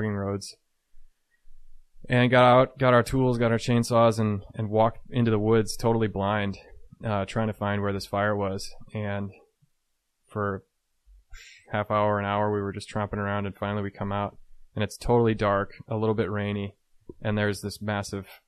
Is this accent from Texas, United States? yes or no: no; Chicago suburbs, Illinois, United States; I was from the Chicago suburbs.